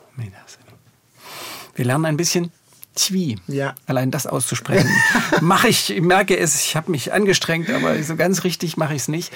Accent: Germany; ich bin auch in Deutschland aufgewachsen

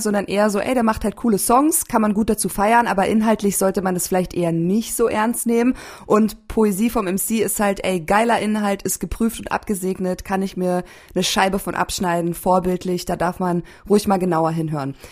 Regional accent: Landshut, Bavaria, Germany; moved away as an adult; also born or lived in Berlin; now in Leipzig, Germany; Ich bin aus, ich bin in Landshut aufgewachsen

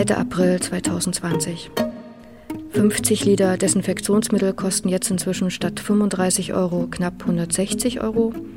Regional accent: Leipzig, Saxony, Germany; Ich bin in Leipzig geboren und aufgewachsen

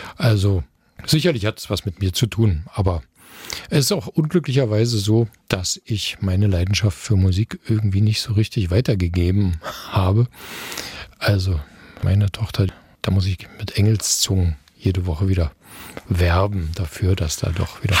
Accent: Eisenhüttenstadt, Brandenburg, Germany; moved away as an adult; now in Dresden, Germany; Eisenhüttenstadt, meine Geburtsstadt, wo ich die ersten 20 Jahre meines Lebens verbracht habe

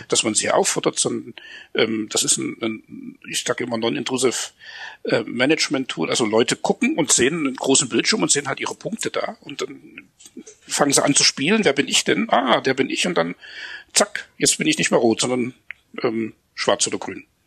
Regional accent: Germany; uns als, als Deutsche

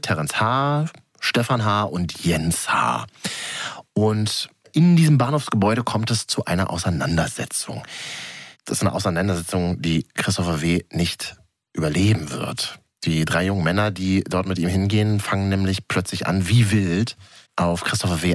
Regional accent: Berlin, Germany; Ich bin ja gebürtiger Berliner, also Großstädter.

